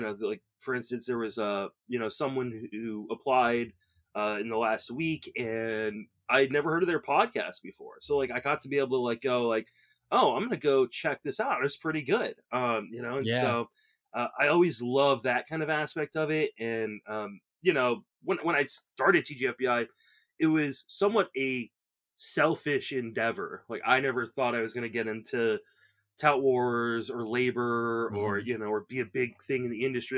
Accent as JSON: {"language": "English", "town": "Washington", "region": "District of Columbia", "country": "United States", "tie": "born or raised there", "also_born_or_lived": "Northern Virginia", "said": "I grew up in and around the Washington, D.C. area."}